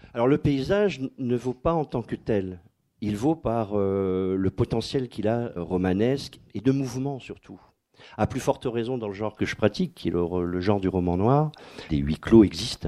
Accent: Dunkirk, Hauts-de-France, France; moved away; toute mon enfance à Dunkerque

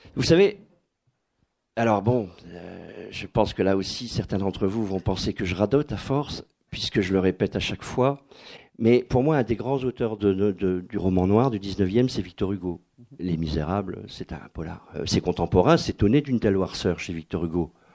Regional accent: Dunkirk, Hauts-de-France, France; moved away; toute mon enfance à Dunkerque

